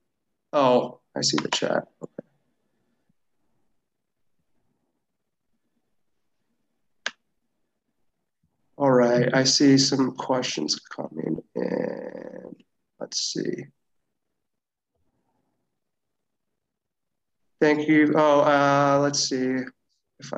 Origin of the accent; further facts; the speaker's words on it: Michigan, United States; moved away; I'm from Michigan area